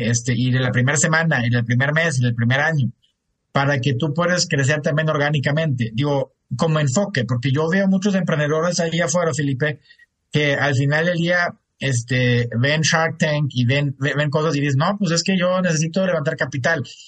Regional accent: Germany; moved away as an adult; also born or lived in United States; now in Mexico; Yo soy de Alemania, mi esposa es regia

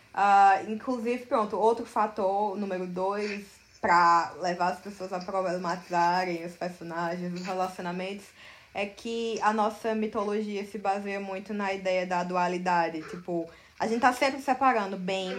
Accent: Campina Grande, Paraíba, Brazil; moved away as an adult; now in São Paulo, Brazil; nasci em Campina Grande, na Paraíba, mas me mudei para São Paulo em 2016 para estudar cinema e animação na FAP.

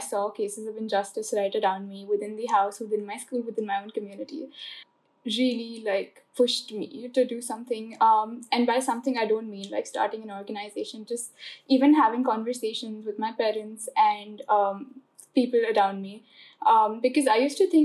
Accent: Kolkata, West Bengal, India; I'm 18, I'm from Calcutta

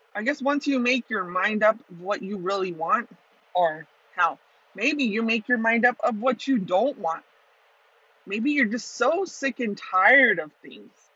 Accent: Tucson, Arizona, United States; Tucson, Arizona is my hometown

